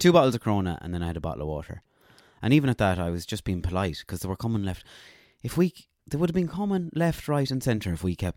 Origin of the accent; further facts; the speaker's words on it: Ballinasloe, County Galway, Ireland; I was born in Ballinasloe